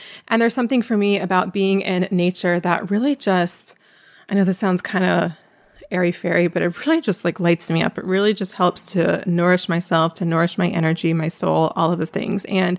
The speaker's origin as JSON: {"language": "English", "region": "East Coast", "country": "United States", "lives_now": "Philadelphia, United States", "said": "My husband's from here, but I used to live in DC and I'm from the East Coast."}